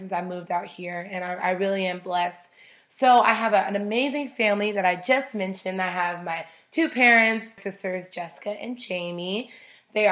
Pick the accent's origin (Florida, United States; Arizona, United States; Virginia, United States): Arizona, United States; also born or lived in Chicago, Illinois; I moved to Arizona when I was about 7 years old